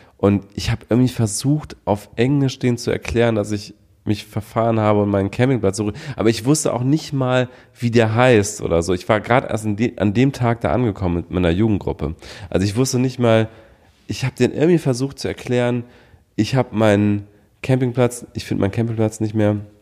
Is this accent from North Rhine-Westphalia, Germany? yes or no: yes; Düsseldorf, North Rhine-Westphalia, Germany; in meiner Heimatstadt Düsseldorf